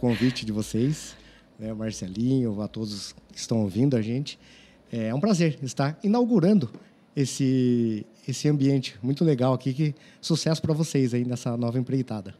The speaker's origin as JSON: {"language": "Portuguese", "town": "Sorocaba", "region": "São Paulo", "country": "Brazil", "tie": "born or raised there", "said": "nasci em São Paulo e vim para cá com sete anos de idade"}